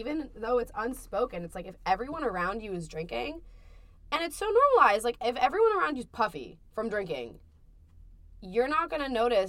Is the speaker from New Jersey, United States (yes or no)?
yes; New Jersey, United States; moved away as an adult; now in Amherst, United States; I'm from New Jersey, Mira.